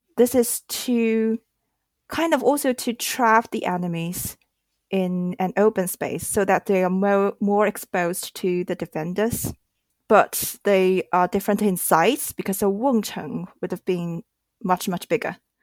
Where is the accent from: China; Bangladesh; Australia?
China; Shanghai; I grew up in Shanghai and this is a huge city